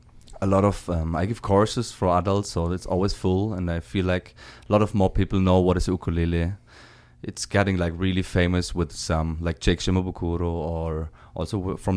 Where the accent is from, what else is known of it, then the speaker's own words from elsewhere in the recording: Germany; from Germany.